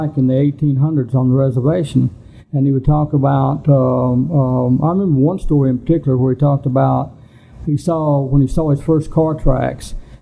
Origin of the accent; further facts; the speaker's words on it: Cherokee, North Carolina, United States; growing up on the Rez